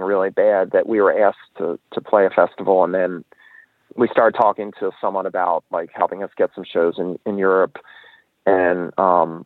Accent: Annapolis, Maryland, United States; we grew up around Annapolis

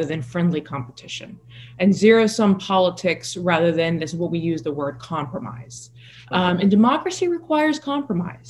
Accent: the South, United States; I grew up in rural America.

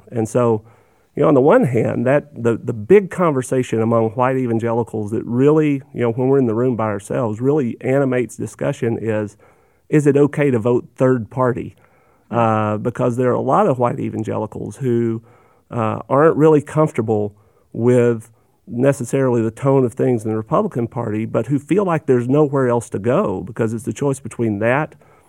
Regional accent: Arkansas, United States; My dad worked for Bill Clinton. I grew up in Arkansas as a Democrat

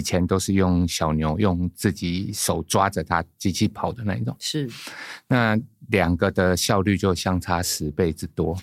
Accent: Guishan, Taoyuan, Taiwan; 我来自桃园的龟山

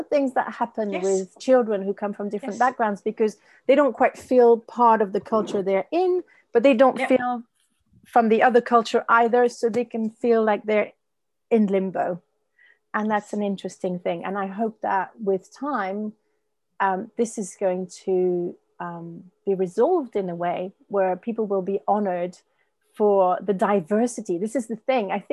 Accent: France; I was born French from French parents

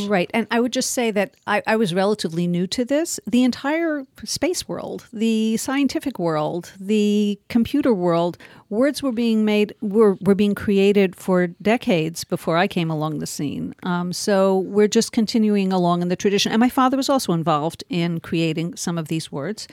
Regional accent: New York City, New York, United States; born or raised there; first language Yiddish; English is a second language

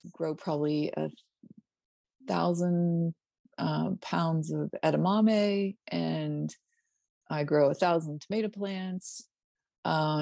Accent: Pennsylvania, United States; moved away as an adult; also born or lived in Alabama; now in Kentucky, United States; when we were growing up in Pennsylvania in the country

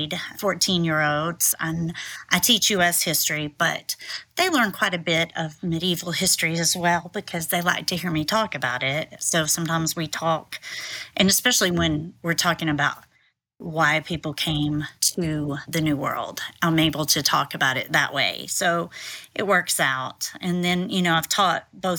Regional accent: Tennessee, United States; I am from Tennessee and I've lived here most of my life.

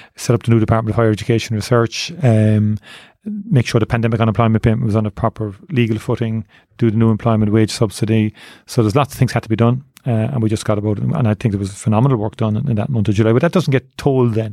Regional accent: Cork, Munster, Ireland; I grew up in Torino's class, I joined Neiman Rangers when I was eight years of age

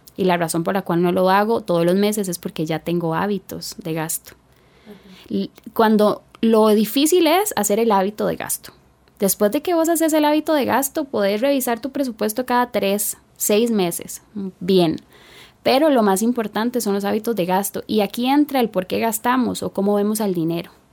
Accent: Puerto Jiménez, Puntarenas, Costa Rica; Nací en Puerto Jiménez, península de Osa, aproximadamente 365 kilómetros de San José. Una zona rural.

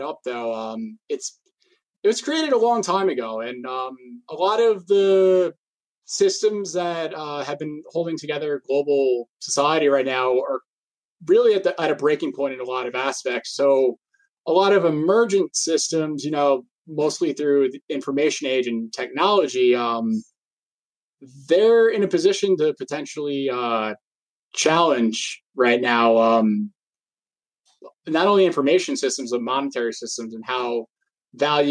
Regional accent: Massapequa, New York, United States; from Massapequa, New York

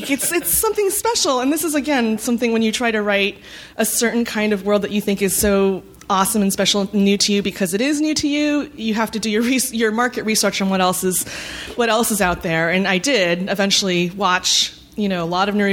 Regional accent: Dallas, Texas, United States; and I grew up in Dallas, Texas too.

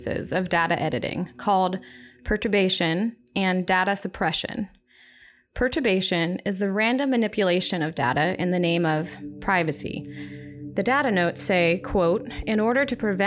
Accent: Tampa, Florida, United States; my hometown high school in Tampa, Florida

